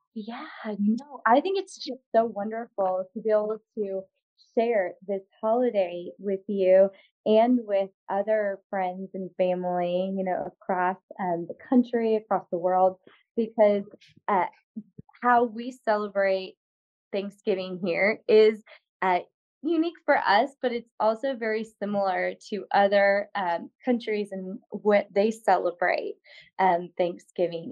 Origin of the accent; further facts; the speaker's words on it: Morton, Illinois, United States; I came from Illinois. That's where I grew up and was um, in high school and in Morton, Illinois